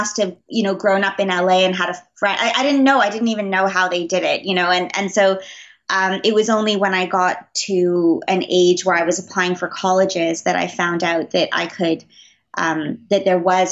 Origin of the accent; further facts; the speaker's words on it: Montreal, Quebec, Canada; growing up in Montreal, we have a lot of the, there's a huge French influence here